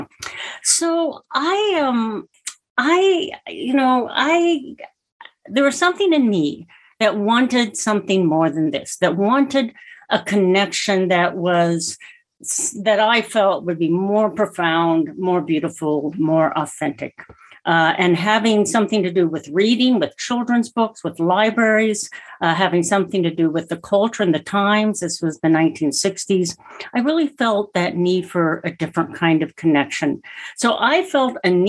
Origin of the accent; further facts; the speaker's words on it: Phoenix, Arizona, United States; now in New Mexico, United States; I grew up in Phoenix, Arizona, in this fast-growing city in the desert